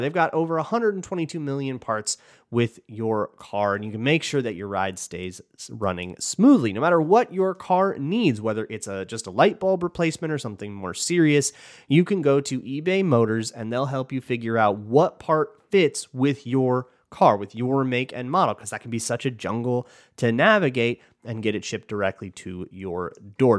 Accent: Minnesota, United States; I'm from Minnesota

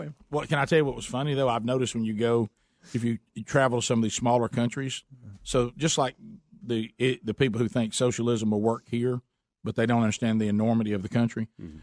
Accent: United States; We're from the United States of America.

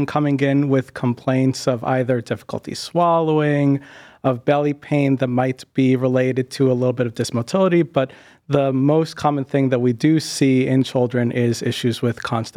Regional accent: Boston, Massachusetts, United States; moved away as an adult; also born or lived in Westchester / New Haven; now in Cleveland, United States; I'm originally from the Boston area, grew up there and spent most of my time there

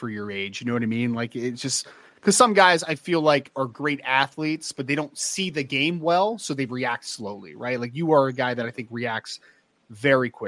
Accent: New Jersey, United States; I'm a Jersey guy

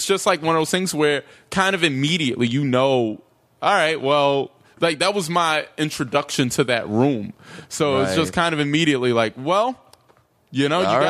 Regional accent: North Carolina, United States; I grew up in North Carolina.

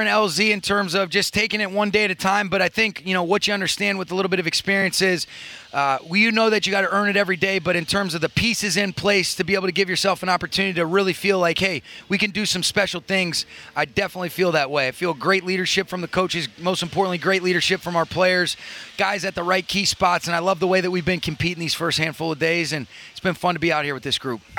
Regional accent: Detroit, Michigan, United States; Well, I'm from Detroit

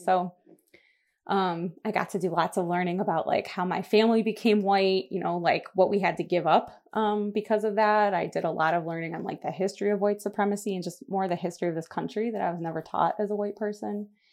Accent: Buffalo, New York, United States; I am from Buffalo, New York, which is where I still live, and that's where most of my people still are. Um, I grew up here

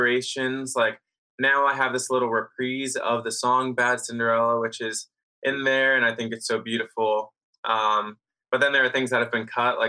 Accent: South Jersey and Philadelphia, New Jersey, United States; I'm from South Jersey and Philly, just like right across the bridge. And I grew up around there.

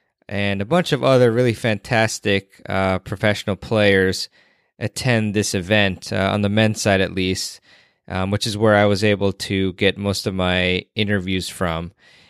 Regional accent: Washington, District of Columbia, United States; the City Open, which is in my hometown area of Washington, D.C.

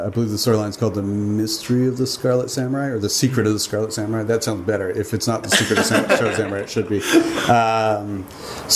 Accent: Canada; I'm from Canada

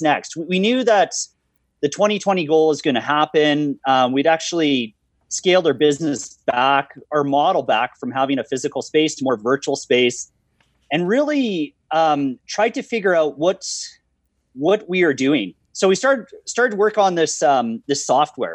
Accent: Calgary, Alberta, Canada; a Calgarian, and more specifically a Bonesian, which is the community I live in.

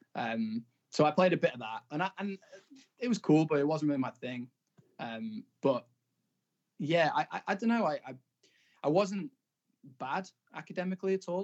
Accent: Blackpool, North West England, United Kingdom; I'm from Blackpool

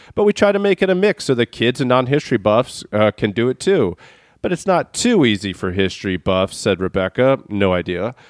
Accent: Maryland, United States; growing up in Maryland

